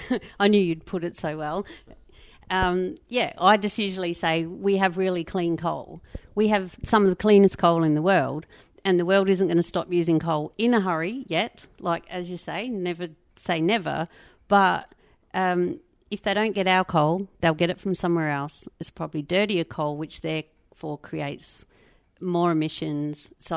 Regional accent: South Australia, Australia; I'm from South Australia originally, Greg.

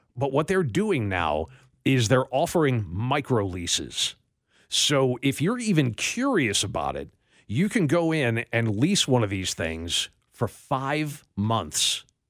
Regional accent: Western New York, United States; I was born in Western New York

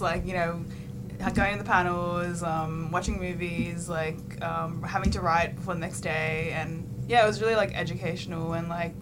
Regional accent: Sydney, New South Wales, Australia; I'm from Sydney

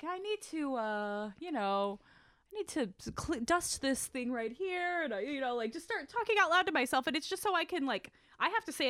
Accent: Southern California, United States; accent: Southern California; moved away; people tell me that they can tell that I'm originally from Southern California by my dialect.

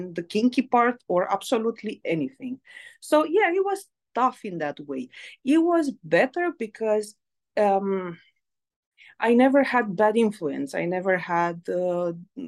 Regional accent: Romania; moved away as an adult; also born or lived in Greece / England; now in Seattle, United States; I was born in Romania, where I spent the first part of my life until I finished high school. And then I moved to Greece.

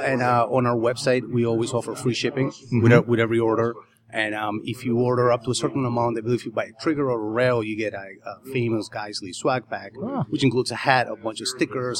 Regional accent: Argentina; now in United States; Originally, I'm from Argentina.

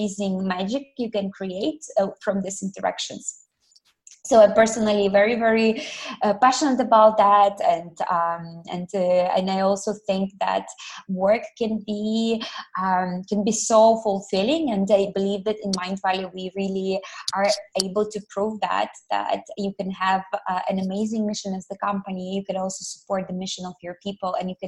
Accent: Ukraine; moved away as an adult; also born or lived in Malaysia; now in Kuala Lumpur, Malaysia; I'm originally from Ukraine, and I moved all the way to Malaysia 7 years ago

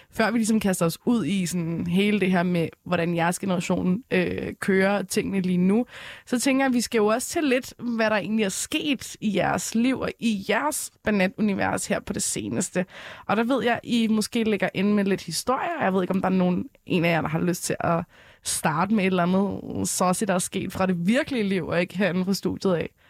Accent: Frederiksberg, Capital Region of Denmark, Denmark; jeg er 16 og kommer fra Frederiksberg.

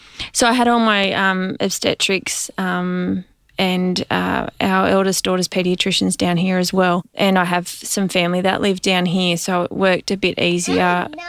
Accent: Western New South Wales, Australia; I grew up on a sheep and cattle station in Western New South Wales, and ironically, I married a boy on the other side of the highway.

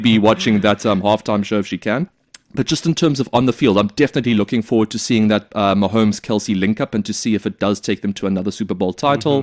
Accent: South Africa; South Africa, my home country.

